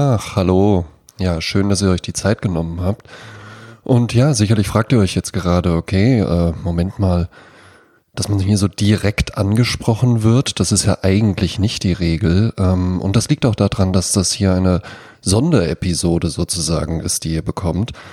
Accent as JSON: {"language": "German", "town": "Wetzlar", "region": "Hesse", "country": "Germany", "tie": "born or raised there", "said": "in meiner Heimatstadt Wetzlar"}